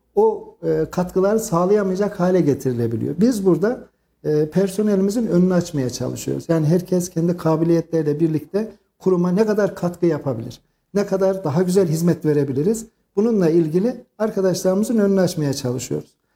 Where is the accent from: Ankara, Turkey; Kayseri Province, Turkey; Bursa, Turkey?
Kayseri Province, Turkey; Kayseri; aslen Ürgüplüyüm ama doğma büyüme Kayserliyim